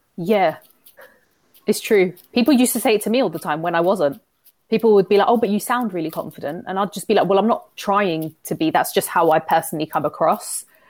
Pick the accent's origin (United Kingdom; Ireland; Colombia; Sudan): United Kingdom; London; moved away; I'm from London. I don't know, I no longer live in London anymore